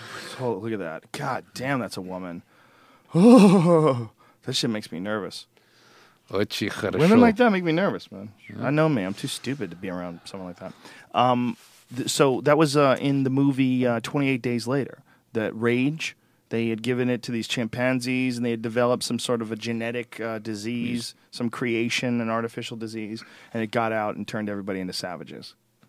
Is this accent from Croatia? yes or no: no; New Jersey, United States; also born or lived in Boston, United States; I never heard that. I grew up in New Jersey.